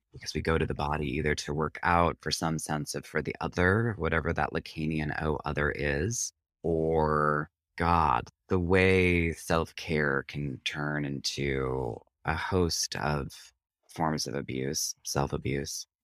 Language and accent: English; Prairie du Sac, Wisconsin, United States; moved away as an adult; also born or lived in Interlochen, Michigan; now in New York, United States; I grew up in Prairie du Sac, Wisconsin